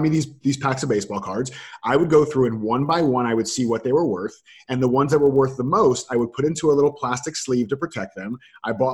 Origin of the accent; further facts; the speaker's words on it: Florida, United States; I grew up, I was born and raised in Florida.